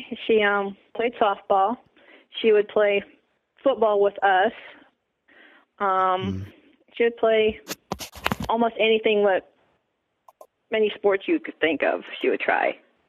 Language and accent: English; Iowa, United States; moved away as an adult; also born or lived in Wyoming; now in Minnesota, United States; I was born and raised in Iowa.